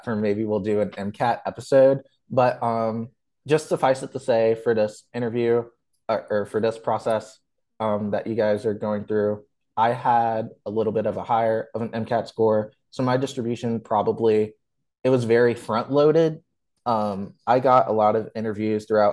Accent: Virginia, United States; I was born and raised here

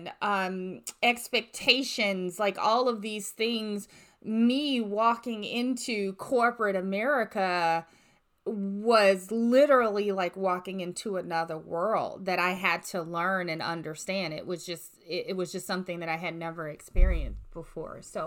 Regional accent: the South, United States; I grew up middle class, but I grew up in the South

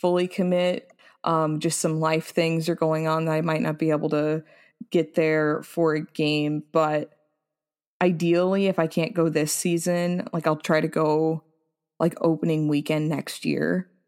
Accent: Colorado, United States; also born or lived in Wyoming; now in Texas, United States; I grew up in Colorado

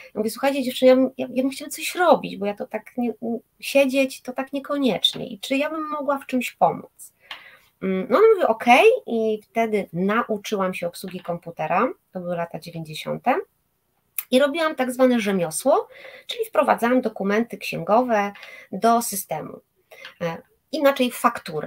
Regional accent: Bydgoszcz, Kuyavian-Pomeranian Voivodeship, Poland; moved away as an adult; now in Gdańsk, Poland; Ja pochodzę z Bydgoszczy, tam się urodziłam i tam też e, ukończyłam liceum medyczne

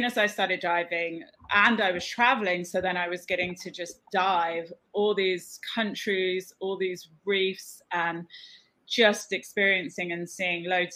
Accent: Cornwall, South West England, United Kingdom; now in The Bahamas; I'm from Cornwall originally in the UK. And I grew up there just by the ocean.

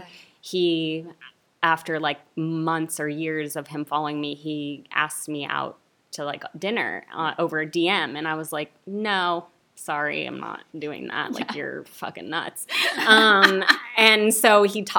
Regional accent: Santa Clarita, California, United States; now in Burbank, United States; I grew up, you know, in Santa Clarita

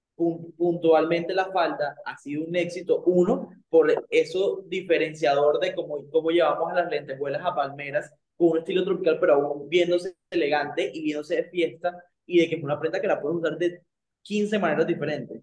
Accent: Santa Marta, Magdalena, Colombia; yo de hecho soy de Santa Marta, de Colombia

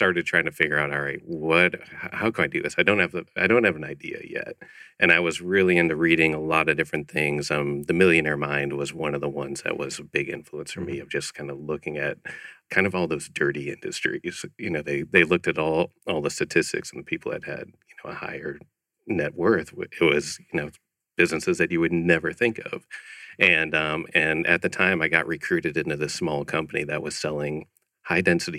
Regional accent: Chicago, Illinois, United States; moved away as an adult; also born or lived in Ohio; now in Scottsdale, United States; I grew up in Chicago area

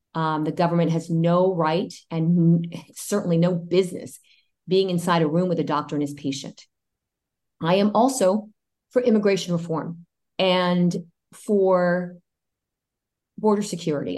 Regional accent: United States; first language Spanish; English is a second language; I'm a first generation American, and and um, Spanish was my first language

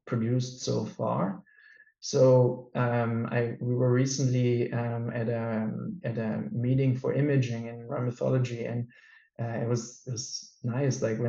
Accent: Germany; now in Denmark; I was born and raised in Germany

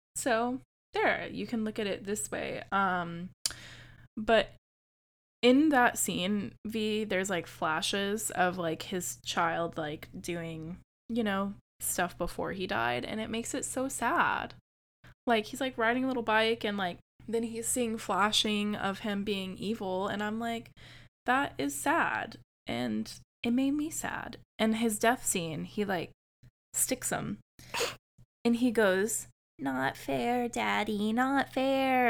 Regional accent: United States; as an American

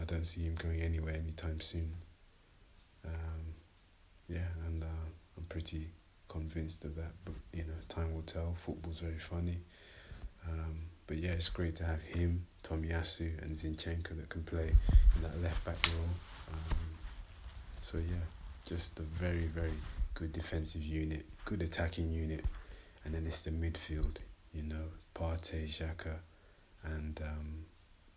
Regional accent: London, United Kingdom; I'm from North London

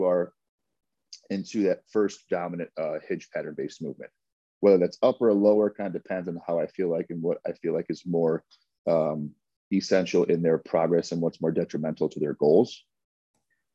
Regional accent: Chicago, Illinois, United States; Born and raised in the city. Yep. Campbell, Warner, that north side of Chicago.

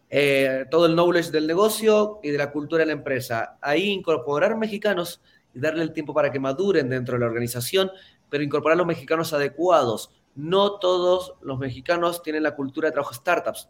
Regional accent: Mendoza, Argentina; no vengo de Buenos Aires, de hecho no vengo ni siquiera de una gran capital, vengo de Mendoza

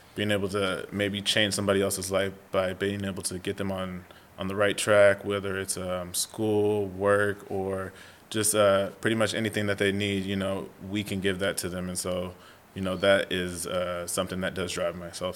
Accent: San Diego, California, United States; also born or lived in Idaho / Nebraska; I'm from San Diego. Okay. Um, born and raised. Uh, grew up in the North County area

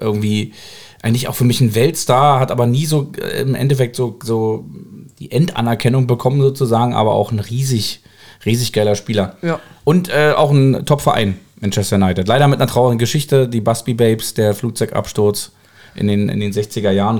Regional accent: Berlin, Germany; now in Cologne, Germany; ich bin ja Berliner und bin so ein bisschen Exilkölner

